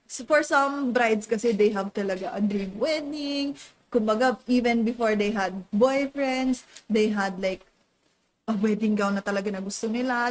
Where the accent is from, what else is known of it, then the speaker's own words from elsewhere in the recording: Calabarzon, Philippines; We're from Cavite